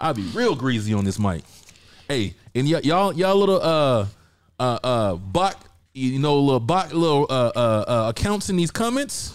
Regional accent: the South, United States; I'm from the South. That's a normal black girl in the South.

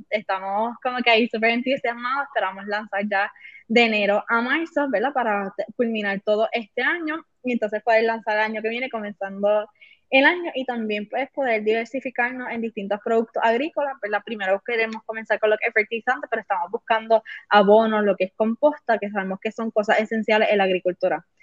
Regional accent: Mayagüez, Puerto Rico; Nosotros somos de aquí de Mayagüez

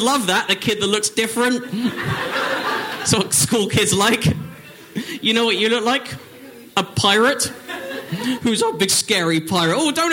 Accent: Northwood, London, United Kingdom; moved away; I'm from England

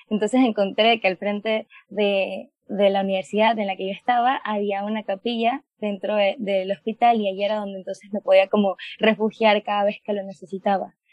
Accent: Panama; tengo 21 años, soy de Panamá y pues estudio medicina

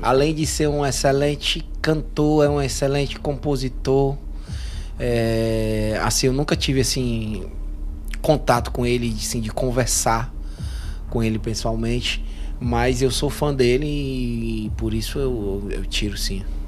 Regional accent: Canindé, Ceará, Brazil; foi em Canidé, foi lá na minha cidade

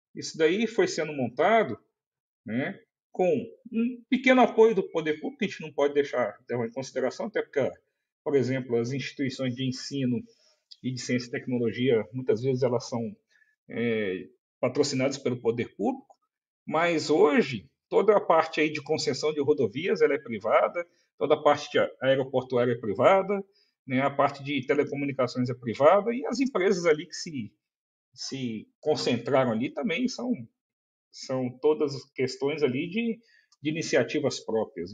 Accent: Brazil; nós somos brasileiros

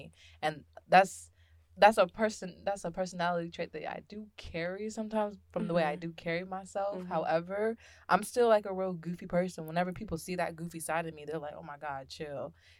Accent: Virginia Beach, Virginia, United States; I'm from Virginia Beach.

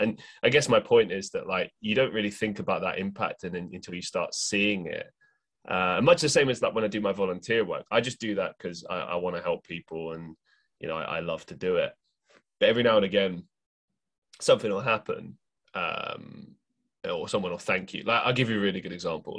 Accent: London, United Kingdom; moved away as an adult; also born or lived in Europe; now in Manchester, United Kingdom; I grew up in London

